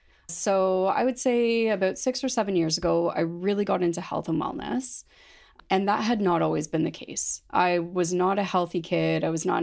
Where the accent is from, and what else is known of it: London, Ontario, Canada; born or raised there